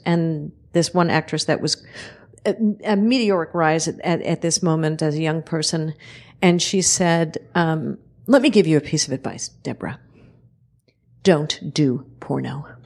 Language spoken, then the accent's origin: English; New York City, New York, United States; I'm from Red Hook, Brooklyn